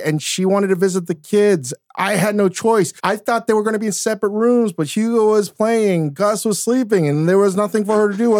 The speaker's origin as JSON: {"language": "English", "country": "South Korea", "said": "except that like now I'm not going to tell people I'm Korean."}